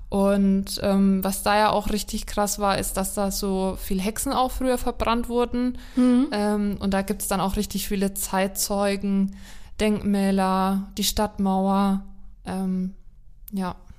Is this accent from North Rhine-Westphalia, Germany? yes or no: no; Haßberge, Bavaria, Germany; über meine Heimat gesprochen haben, über die Hassberge